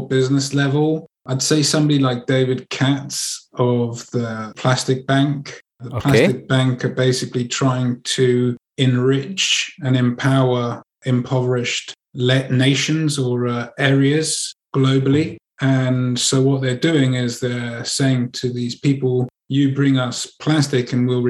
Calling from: Andalusia, Spain; Channeling in from Spain, from the south of Spain.

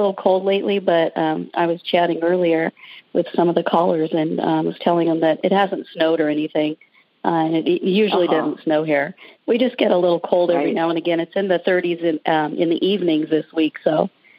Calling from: Cave Creek, Arizona, United States; I'm calling from Cave Creek, Arizona.

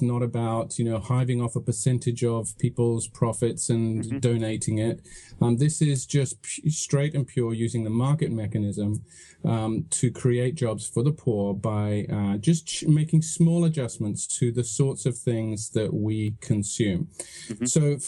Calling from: Santa Cruz, California, United States; I'm calling from a very beautiful, sunny Santa Cruz in California.

